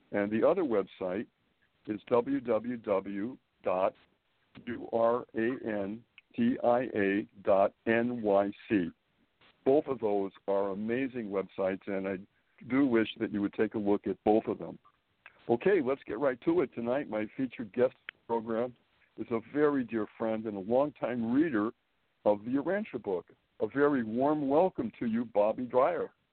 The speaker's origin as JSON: {"language": "English", "town": "Springfield", "region": "Massachusetts", "country": "United States", "tie": "born or raised there", "also_born_or_lived": "Boston / New York City", "moved": "as an adult", "lives_now": "Manhattan, United States"}